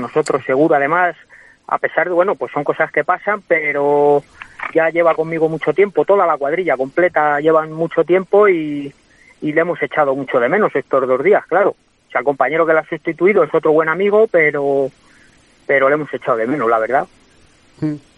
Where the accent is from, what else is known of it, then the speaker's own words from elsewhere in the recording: Guadalajara, Castilla-La Mancha, Spain; now in Madrid, Spain; soy de Guadalajara y voy mucho, pero, pero mi residencia es Madrid